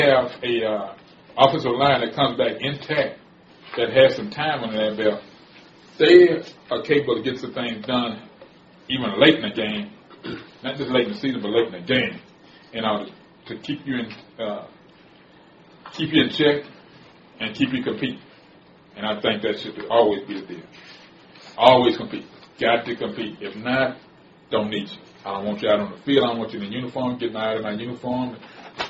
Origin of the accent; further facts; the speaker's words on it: Houston, Texas, United States; I ain't from Houston, Texas. I'm from Fifth Ward, Texas